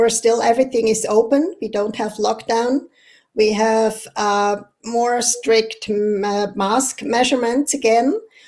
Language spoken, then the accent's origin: English; Eastern Switzerland, Switzerland; English is a second language; also born or lived in Canada; grew up in a restaurant in East Switzerland. So meaning at my age, I'm 56 now, growing up in a restaurant meant that you grow up by working.